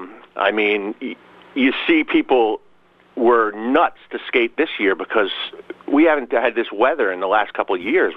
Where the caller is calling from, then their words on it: Florida, New York, United States; from Florida calling in.